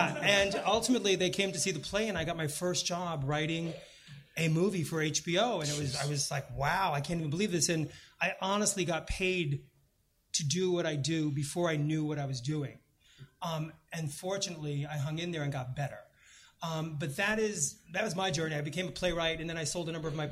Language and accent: English; New York, United States; I grew up in New York